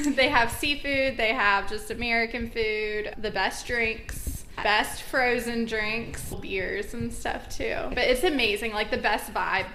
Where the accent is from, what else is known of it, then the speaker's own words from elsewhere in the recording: Georgia, United States; now in Savannah, United States; I'm actually from Georgia, but I moved to Savannah about four and a half years ago